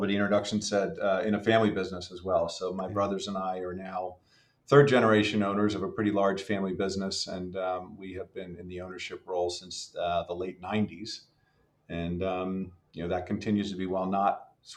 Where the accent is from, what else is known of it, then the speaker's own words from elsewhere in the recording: Philadelphia, Pennsylvania, United States; I was born and raised outside Philadelphia, kind of a lifelong Pennsylvanian and lifelong Philadelphian